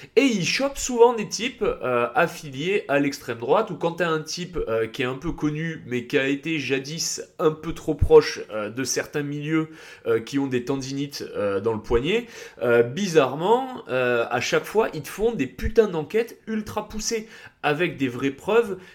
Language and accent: French; Nice, Provence-Alpes-Côte d'Azur, France; moved away as an adult; also born or lived in England / Var; now in Paris, France; j'ai grandi à Nice, ensuite je suis parti vivre 5 ans en Angleterre et ensuite je suis revenu à Nice